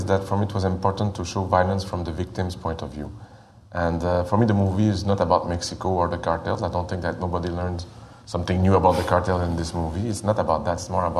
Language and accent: English; Canada; as a Canadian, I feel that it's a North American problem.